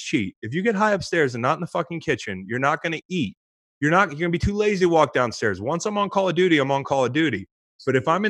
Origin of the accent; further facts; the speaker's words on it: Virginia, United States; I'm from Virginia